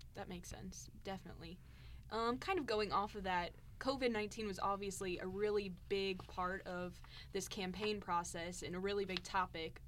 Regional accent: Montgomery County, Missouri, United States; I grew up in Montgomery County, so just about an hour away from here

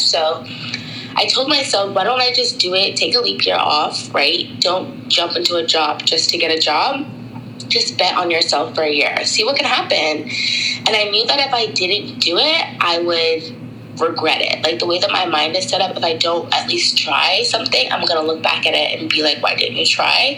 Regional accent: Tampa, Florida, United States; moved away as an adult; also born or lived in Brooklyn, New York / Long Island, New York / Washington, D.C.; I was born at Brooklyn Hospital and then I was raised in Long Island until I was about 10. And then my family moved to Tampa, Florida um, for the rest of my uh, older years um, until I graduated high school.

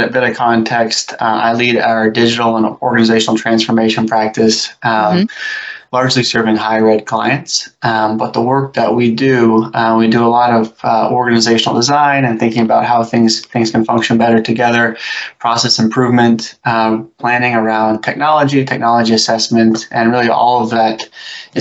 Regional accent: New Hampshire, United States; I grew up in New Hampshire

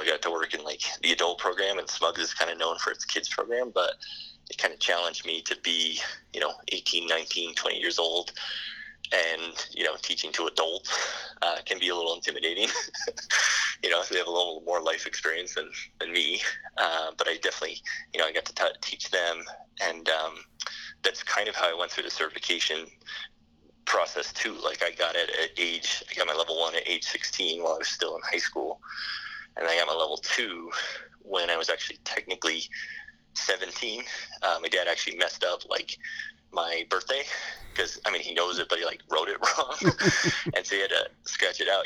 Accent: United States; myself being American in a foreign, you know, country

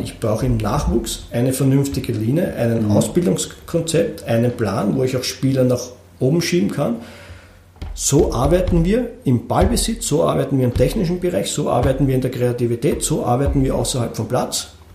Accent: Austria; bei uns in Österreich

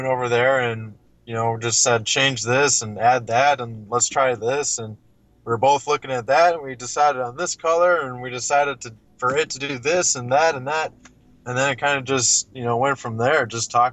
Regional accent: Illinois, United States; also born or lived in Missouri; went back home to Illinois

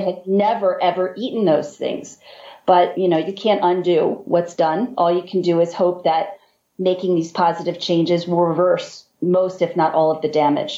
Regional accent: Baltimore, Maryland, United States; We're from Baltimore, and Baltimore is home of the crabs

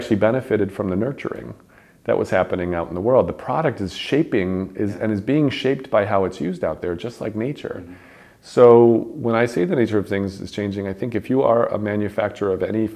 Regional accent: Chicago, Illinois, United States; my hometown of Chicago

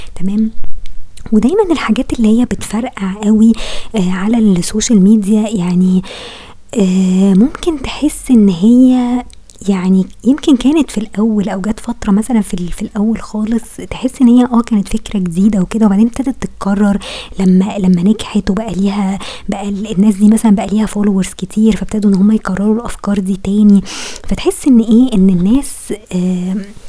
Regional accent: Egypt

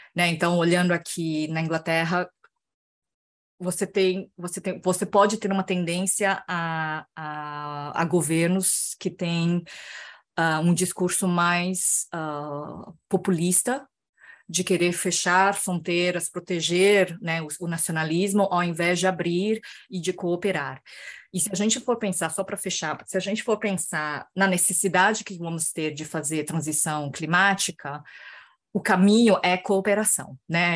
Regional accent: Brazil; moved away as an adult; eu vivia como brasileira no Brasil

